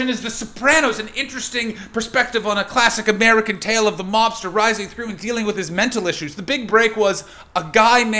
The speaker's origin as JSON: {"language": "English", "country": "Canada", "moved": "yes", "said": "I come from North America, I come from Canada"}